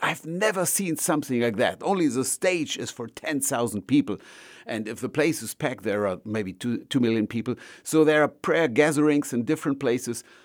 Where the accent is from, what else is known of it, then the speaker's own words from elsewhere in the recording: Germany; I'm from Germany